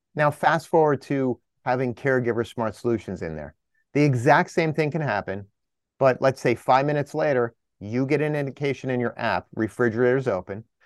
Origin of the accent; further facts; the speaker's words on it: New Jersey, United States; up here in the Northeast, I'm from Jersey